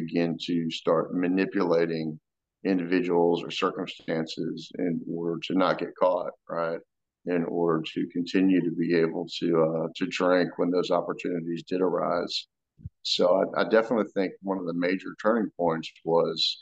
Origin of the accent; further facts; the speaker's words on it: Florida, United States; I grew up in Florida, pretty middle-class family